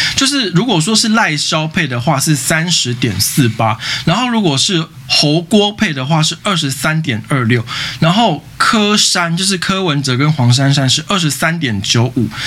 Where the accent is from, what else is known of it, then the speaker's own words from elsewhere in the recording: Taipei, Taiwan; 我台北市人